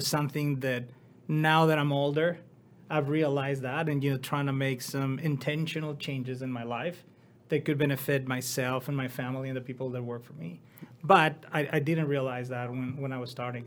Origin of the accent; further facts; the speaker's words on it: Mexico; moved away as an adult; now in United States; I decided to go back to my hometown